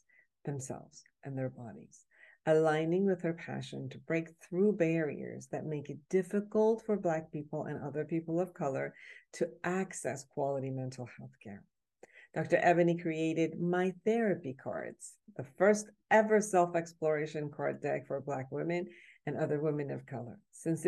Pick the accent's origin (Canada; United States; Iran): Iran; moved away; I'm originally from Iran